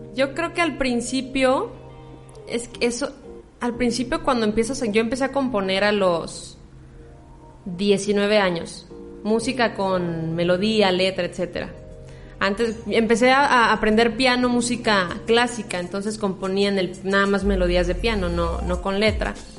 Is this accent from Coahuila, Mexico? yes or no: no; La Piedad, Michoacán, Mexico; soy piedadense de Michoacán, aquí presentes en, mi pueblo natal